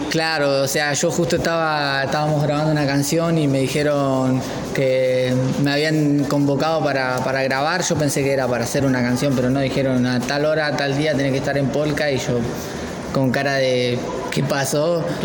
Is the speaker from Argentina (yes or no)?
yes; Santa Rita, Buenos Aires Province, Argentina; yo soy de Santa Rita